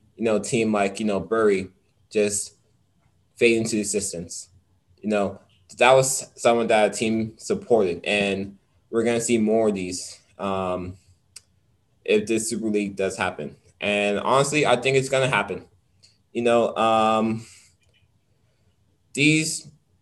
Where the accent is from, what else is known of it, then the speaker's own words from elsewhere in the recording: United States; we're from America